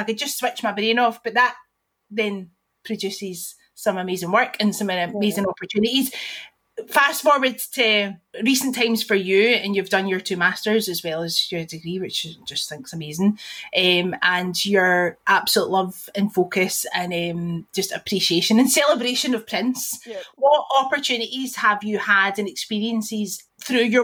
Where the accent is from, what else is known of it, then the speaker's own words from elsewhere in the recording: Bellshill, Scotland, United Kingdom; I'm from Bell's Hill